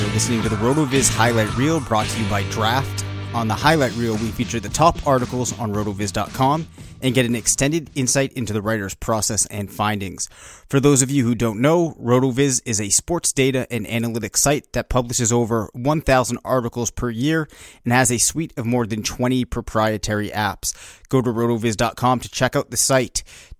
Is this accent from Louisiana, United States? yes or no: no; Bedford, New Hampshire, United States; We're from Bedford, New Hampshire, which, I don't know, would you consider it a small town? Maybe medium-sized for New Hampshire standards?